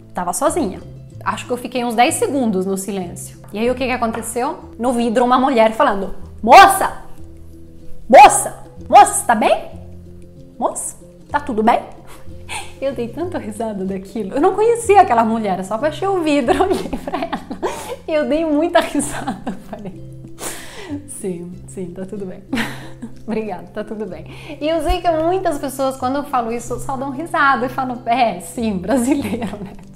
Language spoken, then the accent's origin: Portuguese; Italy; moved away as an adult; now in Brazil